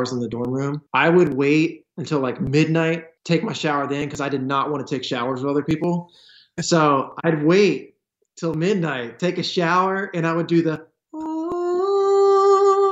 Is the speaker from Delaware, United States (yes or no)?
yes; Smyrna, Delaware, United States; I grew up on a potato farm. We were called grain farmers. So we did like corn, wheat, barley, soybeans. Super normal kid, super small town in Smyrna, Delaware.